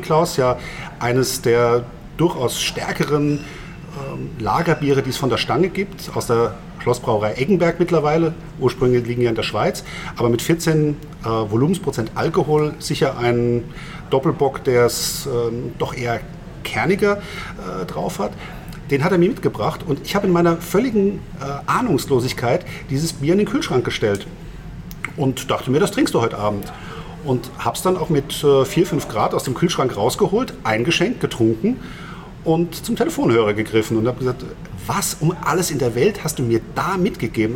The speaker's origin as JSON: {"language": "German", "country": "Germany", "moved": "yes", "lives_now": "Vienna, Austria", "said": "als Deutscher"}